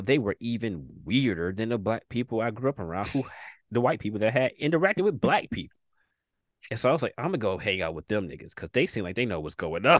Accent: Detroit, Michigan, United States; also born or lived in Redford, Michigan; when I came from Detroit in like fifth grade, my school was 99% black people

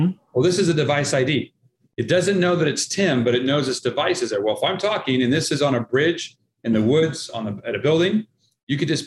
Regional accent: Midwest, United States; moved away as an adult; also born or lived in Dallas, Texas / Michigan; now in Phoenix, United States; I was born in Dallas, Texas, grew up in the Midwest.

